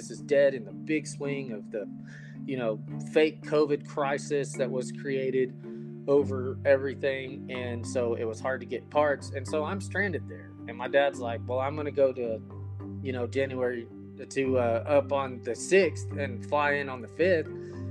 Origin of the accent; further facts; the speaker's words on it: Phoenix, Arizona, United States; because we came from Phoenix, Arizona, to where it is freezing cold.